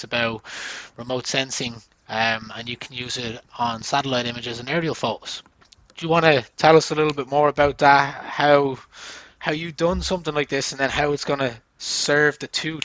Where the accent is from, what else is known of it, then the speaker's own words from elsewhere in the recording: Ireland; I come from Ireland, we're called the Emerald Isle.